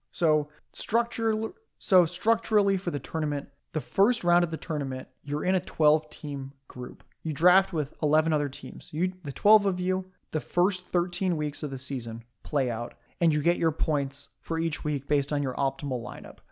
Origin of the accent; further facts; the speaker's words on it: San Diego, California, United States; moved away; I'm a displaced San Diego Chargers fan who's a sucker and owns a Justin Herbert jersey and is still rooting for the team that left my hometown